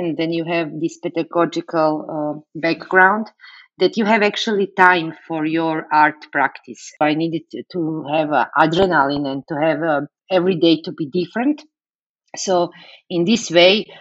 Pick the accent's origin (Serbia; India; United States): Serbia; English is a second language; moved away as an adult; now in Bratislava, Slovakia; I was born in Yugoslavia and raised there